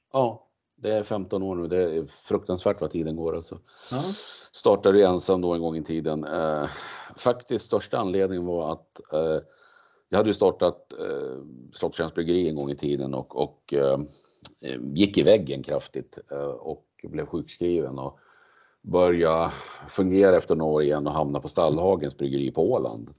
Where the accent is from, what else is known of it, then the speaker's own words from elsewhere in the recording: Gävle, Gävleborg County, Sweden; moved away as an adult; now in Uppsala, Sweden; jag kom från Gävle ursprungligen